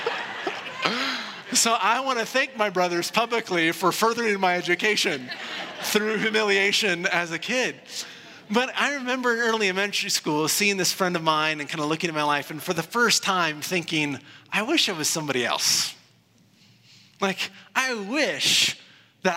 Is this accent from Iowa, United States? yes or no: yes; Iowa, United States; When I was a kid growing up in Iowa